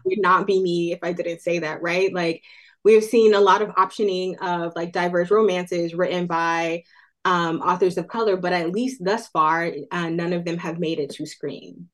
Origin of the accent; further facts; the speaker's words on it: Oakland, California, United States; Oakland, California, which is my hometown